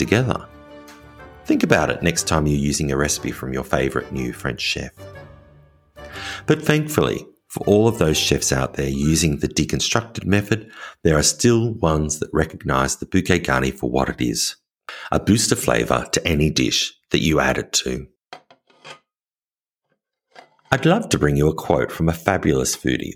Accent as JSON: {"language": "English", "country": "Australia", "also_born_or_lived": "rural France", "moved": "yes", "lives_now": "France", "said": "As an Australian living in rural France"}